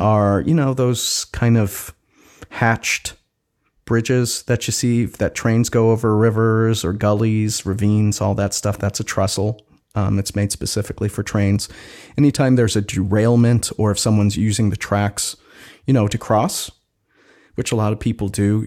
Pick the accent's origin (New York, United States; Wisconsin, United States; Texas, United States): Wisconsin, United States; now in Seattle, United States; my home state of Wisconsin